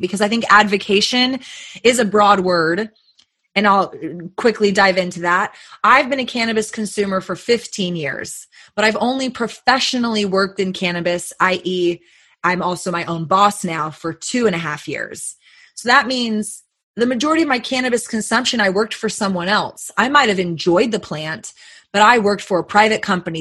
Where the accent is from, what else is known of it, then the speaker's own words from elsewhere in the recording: Texas, United States; just being a Texan and also working in this industry now